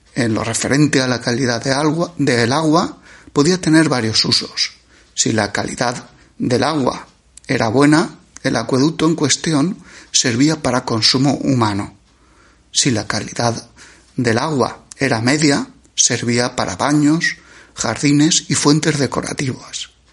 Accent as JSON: {"language": "Spanish", "area": "La Serranía", "region": "Valencian Community", "country": "Spain", "said": "nuestra comarca de la Serranía"}